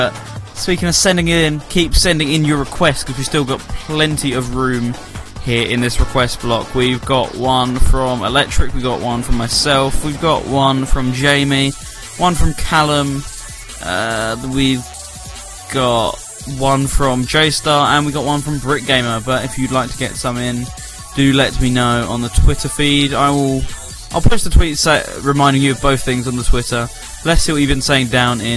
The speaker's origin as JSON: {"language": "English", "country": "United Kingdom", "said": "all of us in the chat room are currently British"}